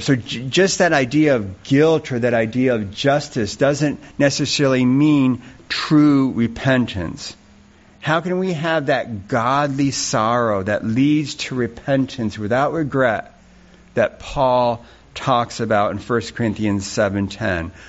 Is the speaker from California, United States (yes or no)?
no; Rushville, New York, United States; moved away; I grew up down in Rushville, New York